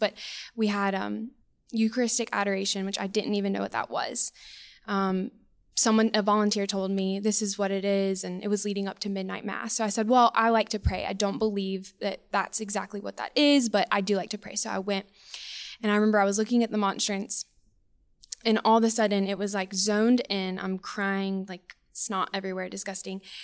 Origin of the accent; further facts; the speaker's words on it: Spanish Fort, Alabama, United States; also born or lived in Auburn, Alabama / Kentucky / Fairhope, Alabama; I'm from Spanish Fort, born and raised